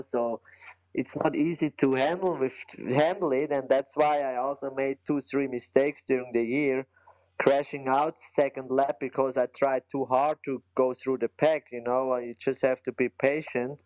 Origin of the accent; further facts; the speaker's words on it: German-speaking Switzerland, Switzerland; English is a second language; I'm from the German part of Switzerland